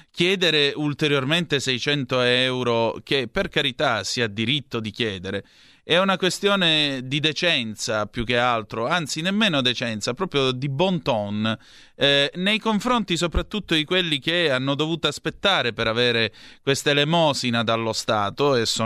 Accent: Southern Italy, Italy; io distingo onestamente tra meridionali e terroni, io sono un meridionale, non sono un terrone, ho 2500 anni di civiltà alle mie spalle

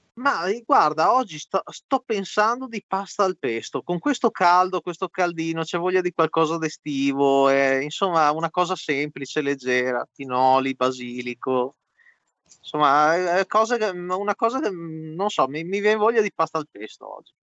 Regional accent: Veneto, Italy; io in quanto Veneto

